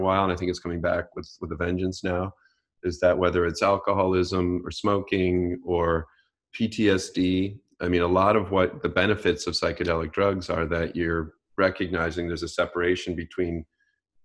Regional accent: Great Lakes, United States; now in Southern California, United States; growing up on the Great Lakes

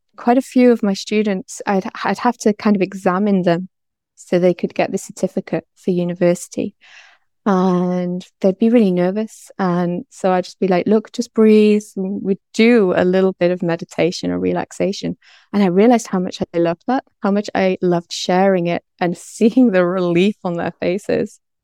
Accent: North Wales, United Kingdom; moved away; also born or lived in London / Bangkok; I'm originally from North Wales

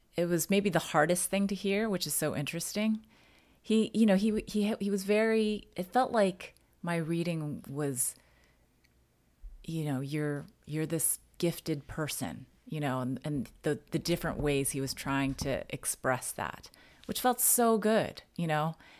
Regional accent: United States; I'm Chinese American

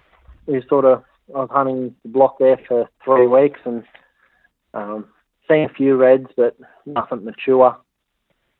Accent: Hunter Valley, New South Wales, Australia; moved away as an adult; now in Cape York, Australia; I come from the Hunter Valley, New South Wales

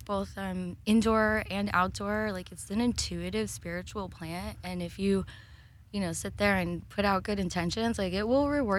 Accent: Sun Valley, Idaho, United States; moved away as an adult; also born or lived in California / Humboldt County, California; now in Humboldt, United States; I'm actually born and raised in Sun Valley, Idaho.

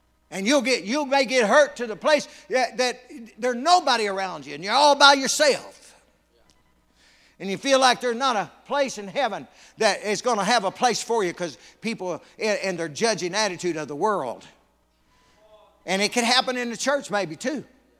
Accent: North Carolina, United States; I come from North Carolina. It's called the Tar Heel State.

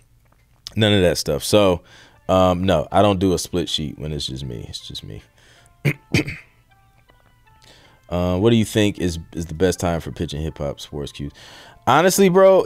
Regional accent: Ohio, United States; I'm from Ohio

